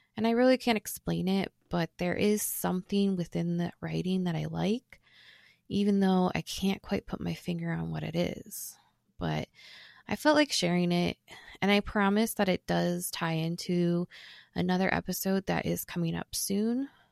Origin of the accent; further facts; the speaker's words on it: Ohio, United States; Growing up in Ohio can be great, but depending on who you are and what part you come from, it can be very, very boring